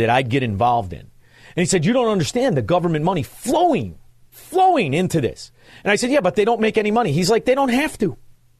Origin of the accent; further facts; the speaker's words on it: Melrose Park, Illinois, United States; I have an acquaintance of mine from the old neighborhood who I grew up with in Melrose Park